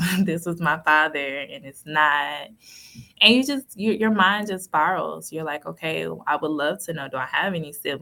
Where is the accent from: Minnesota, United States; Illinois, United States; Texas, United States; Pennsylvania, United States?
Texas, United States; Cedar Hill; I'm from Cedar Hill in Texas.